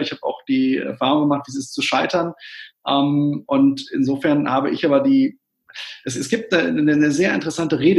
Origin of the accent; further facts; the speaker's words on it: Witten, North Rhine-Westphalia, Germany; ich bin Kind des Ruhrgebiets, ich bin in Witten geboren, das liegt genau zwischen Bochum und Dortmund